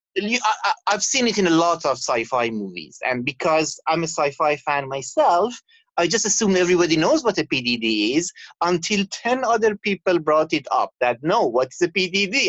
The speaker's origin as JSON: {"language": "English", "country": "Canada", "moved": "as an adult", "lives_now": "Abu Dhabi, United Arab Emirates", "said": "I'm Canadian"}